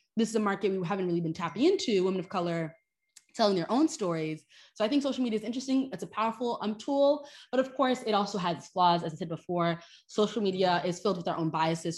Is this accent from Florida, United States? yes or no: yes; Miami, Florida, United States; moved away as an adult; also born or lived in Haiti; now in New York, United States; my community where I grew up in Miami, but also in Haiti, too.